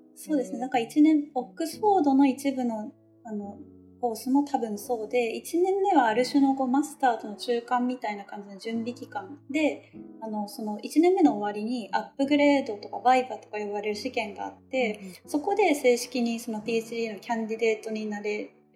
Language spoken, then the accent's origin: Japanese; Nara, Japan; also born or lived in Tokyo, Japan; now in Exeter, United Kingdom; 自分の実家が奈良県のその別に奈良市ではないめっちゃ田舎なとこで